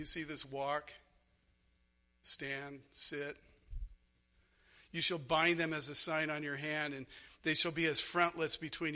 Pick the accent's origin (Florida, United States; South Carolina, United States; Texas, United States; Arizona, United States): Arizona, United States; moved away; I grew up in Arizona.